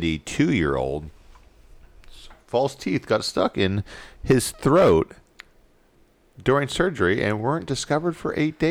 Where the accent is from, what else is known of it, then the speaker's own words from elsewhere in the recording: United States; I don't have a British accent. I'm American.